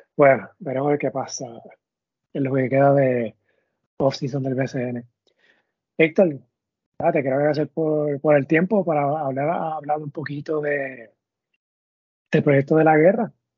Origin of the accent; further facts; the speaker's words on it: Caguas, Puerto Rico; yo soy de Cagua